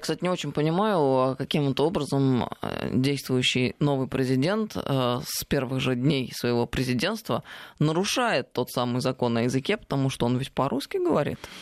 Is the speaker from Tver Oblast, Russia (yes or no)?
yes; Tver, Tver Oblast, Russia; born or raised there